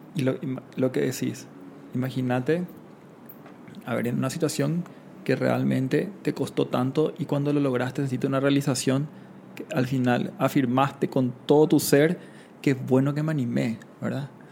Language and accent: Spanish; Paraguay; moved away; also born or lived in Panama; yo donde nací, en Paraguay, un país mediterráneo